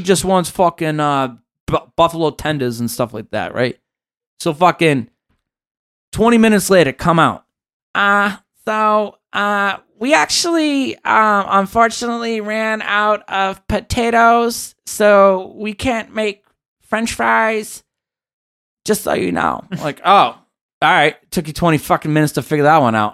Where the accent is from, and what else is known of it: Massachusetts, United States; moved away as an adult; now in California, United States